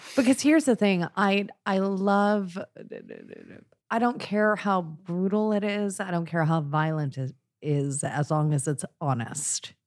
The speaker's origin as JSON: {"language": "English", "area": "Long Island", "region": "New York", "country": "United States", "tie": "born or raised there", "said": "I grew up out in the fucking shit sticks of Long Island"}